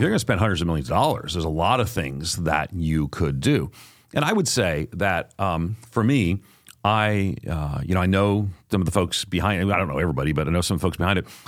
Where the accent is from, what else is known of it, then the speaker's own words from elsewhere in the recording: Long Island, outside of New York City, United States; I grew up on Long Island outside of New York City